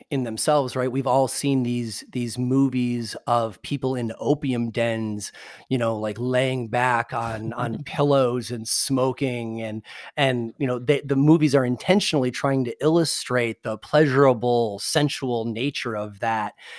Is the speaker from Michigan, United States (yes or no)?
yes; Michigan, United States; moved away; also born or lived in Indiana; I'm from Michigan and went to college in Indiana